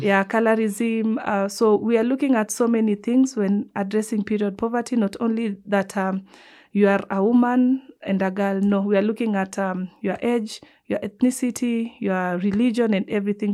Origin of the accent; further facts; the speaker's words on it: Nairobi, Kenya; I'm coming from the Nubian community